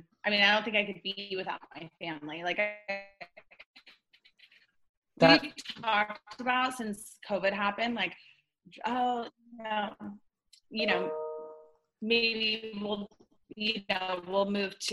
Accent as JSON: {"language": "English", "town": "Laguna Beach", "region": "California", "country": "United States", "tie": "born or raised there", "also_born_or_lived": "Los Angeles / Corona del Mar / Costa Mesa", "said": "Born and raised in Laguna Beach"}